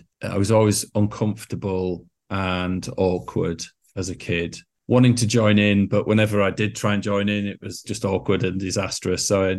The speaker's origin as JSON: {"language": "English", "town": "Scarborough", "region": "Yorkshire and the Humber", "country": "United Kingdom", "said": "And I was a lad from Scarborough, and that was the beginning of everything, really."}